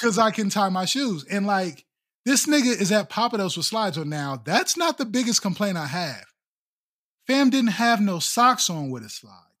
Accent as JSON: {"language": "English", "region": "Midwest", "country": "United States", "said": "We're from the Midwest"}